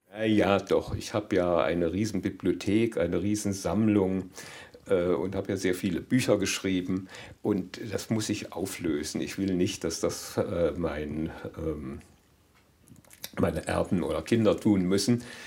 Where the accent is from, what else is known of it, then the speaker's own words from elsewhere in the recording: Germany; für uns Deutsche, die wir hier als Deutsche seit vier Generationen leben.